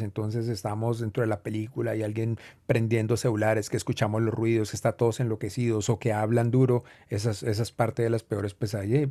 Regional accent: Cali, Valle del Cauca, Colombia; yo crecí viendo películas en un teatro vetusto en, mi tierra natal, Cali

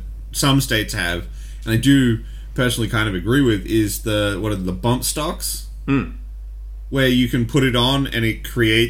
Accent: Australia; I grew up in Australia

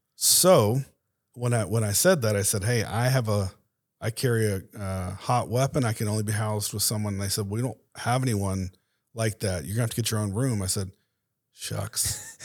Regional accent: Tampa, Florida, United States; moved away as an adult; now in Dallas, United States; grew up there, went to school, uh, in Tampa

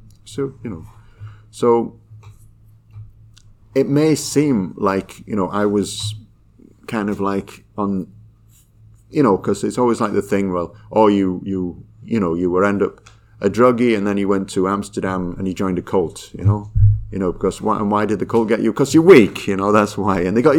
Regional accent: Yorkshire and the Humber, United Kingdom; moved away; we moved away from Yorkshire, but there was a lot of kind of like, I was always different

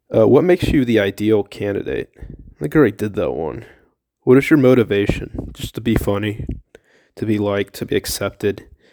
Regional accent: Millersville, United States; From Millersville.

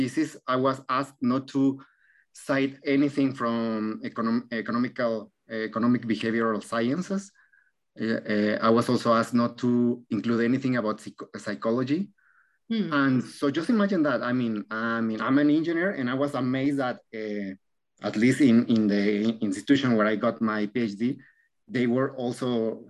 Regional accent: Mexico; moved away; also born or lived in Argentina; I'm from Mexico

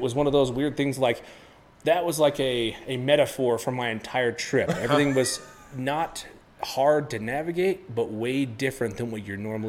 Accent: United States; you can tell I'm American

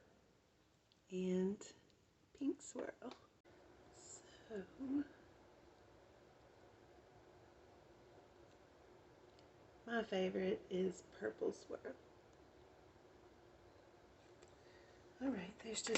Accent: United States; accent: country

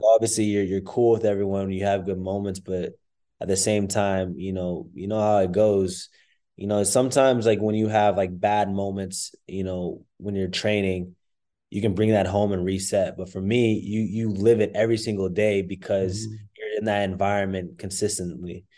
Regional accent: Plano, Texas, United States; I grew up in in Plano, Texas

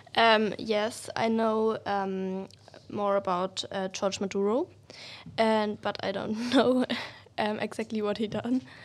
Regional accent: Germany; I'm from Germany

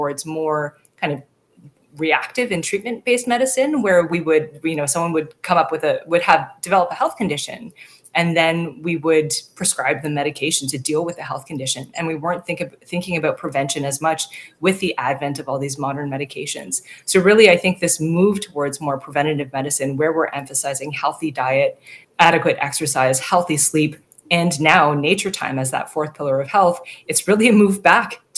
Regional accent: Toronto, Ontario, Canada; moved away as an adult; also born or lived in Ottawa / Northern BC; now in British Columbia, Canada; I was born and raised in Toronto, actually, and I grew up in a majority white neighborhood in the suburbs of Toronto

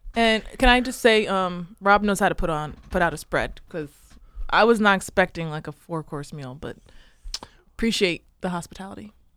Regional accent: Newark, Delaware, United States; So, I grew up in Newark, outside the city limits

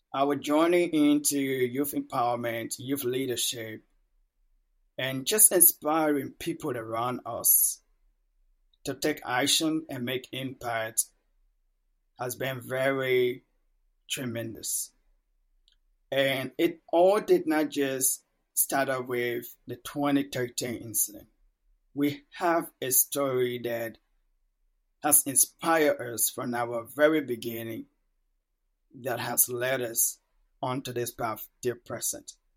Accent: Monrovia, Montserrado, Liberia; first language Mano; English is a second language; also born or lived in a village in Liberia; So at about six to seven years, I have to move to the capital, Monrovia, to stay with my older siblings.

